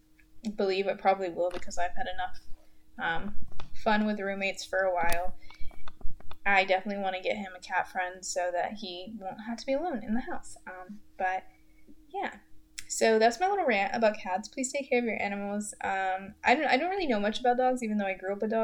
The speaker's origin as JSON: {"language": "English", "town": "Goldsboro", "region": "North Carolina", "country": "United States", "tie": "born or raised there", "moved": "as an adult", "lives_now": "Greensboro, United States", "said": "in Goldsboro, my hometown, which I fucking hate"}